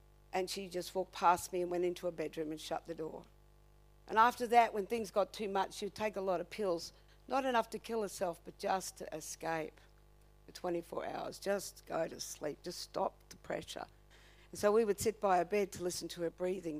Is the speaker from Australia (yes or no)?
yes; Redcliffe, Queensland, Australia; I come from Redcliffe